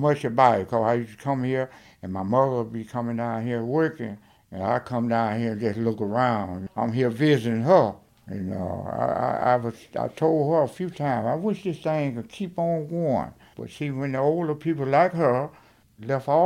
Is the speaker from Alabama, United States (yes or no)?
yes; Alberta, Alabama, United States; moved away as an adult; also born or lived in Detroit, Michigan; I'm from Alberta, Alabama. And I left here and went